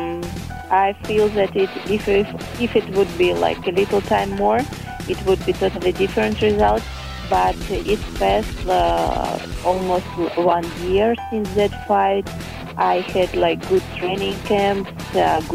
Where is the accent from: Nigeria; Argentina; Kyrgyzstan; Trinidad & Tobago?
Kyrgyzstan; English is a second language; moved away as an adult; also born or lived in Thailand / Netherlands; now in Lima, Peru; I was born in Kyrgyzstan.